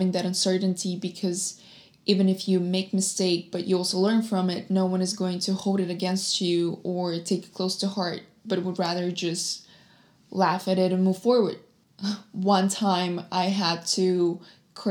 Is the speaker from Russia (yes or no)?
yes; Russia; now in United States; I was born in Russia and I'm based in States now